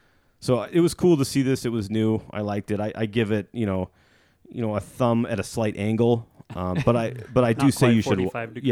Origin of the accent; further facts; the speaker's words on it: Illinois, United States; I grew up in Illinois.